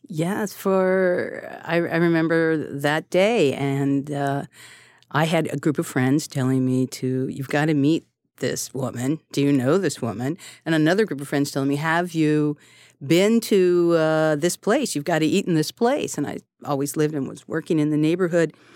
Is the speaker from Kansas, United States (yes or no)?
no; California, United States; now in New York City, United States; I'm a Californian